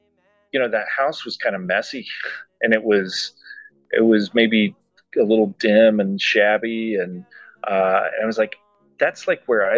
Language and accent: English; Kansas, United States; Like, I grew up in Kansas in the 70s and the 80s, and like I said, it was already in a pretty conservative, very cloistered growing up.